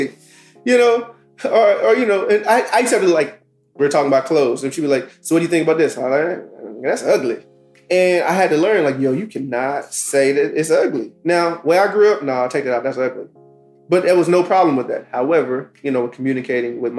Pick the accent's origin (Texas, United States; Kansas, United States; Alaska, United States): Texas, United States; Dallas; I'm from South Oak Cliff